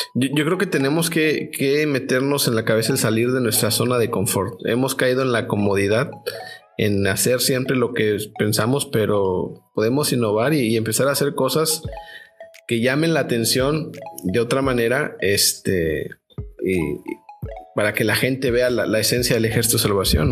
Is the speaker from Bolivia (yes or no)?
no; Mexico; yo como mexicano